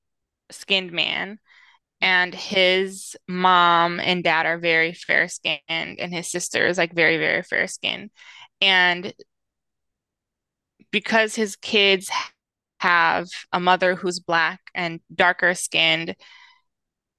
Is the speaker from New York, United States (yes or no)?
no; San Francisco, California, United States; us growing up in San Francisco